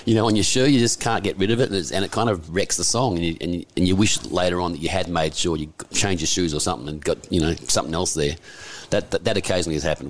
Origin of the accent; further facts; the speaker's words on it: Perth, Western Australia, Australia; moved away as an adult; now in Sydney, Australia; I come from Perth originally. Right. But uh, I moved here when I was in my early 20s